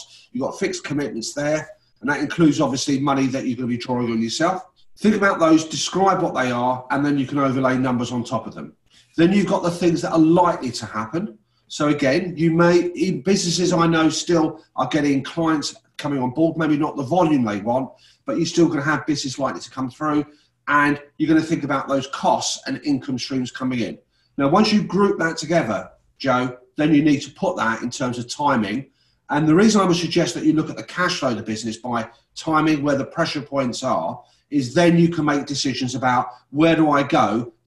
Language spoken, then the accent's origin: English; London, United Kingdom; moved away as an adult; now in Leicester, United Kingdom; I was born in London. I'm one of nine kids.